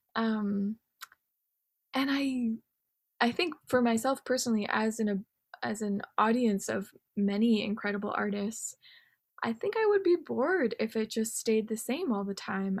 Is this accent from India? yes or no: no; Canada; being Japanese Canadian